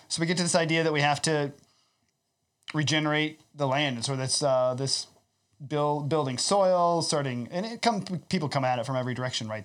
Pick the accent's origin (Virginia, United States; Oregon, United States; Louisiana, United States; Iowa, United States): Iowa, United States; also born or lived in Southwest Ontario; now in Ontario, Canada; I come from Iowa